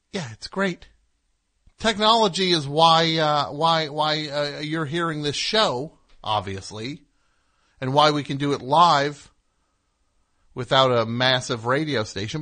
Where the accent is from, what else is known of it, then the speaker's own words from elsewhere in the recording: New Jersey, United States; I am from New Jersey